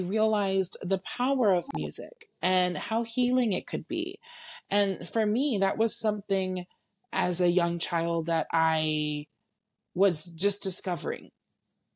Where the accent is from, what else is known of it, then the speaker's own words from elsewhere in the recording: San Antonio, Texas, United States; I am born and raised in San Antonio, Texas